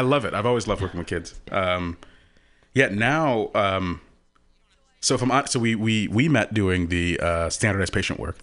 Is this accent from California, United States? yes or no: no; Houston, Texas, United States; moved away; I'm from Texas